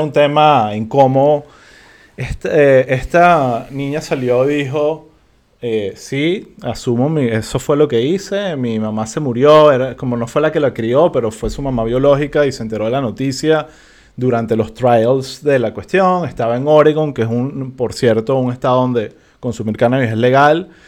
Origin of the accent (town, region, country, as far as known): Venezuela